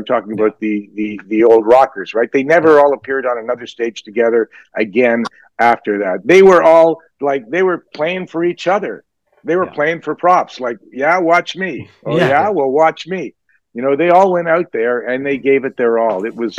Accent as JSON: {"language": "English", "town": "Toronto", "region": "Ontario", "country": "Canada", "said": "I'm from Toronto. I'm almost of that era."}